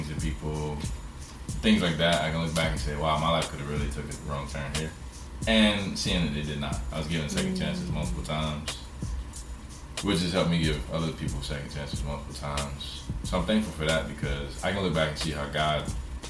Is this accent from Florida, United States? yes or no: yes; Tallahassee, Florida, United States; my deepest relationships with my friends in my hometown, Tallahassee.